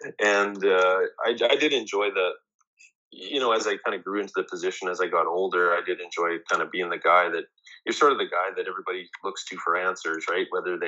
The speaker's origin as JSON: {"language": "English", "town": "Winnipeg", "region": "Manitoba", "country": "Canada", "tie": "born or raised there", "said": "Well, I was born and raised in Winnipeg. I've been here my whole life."}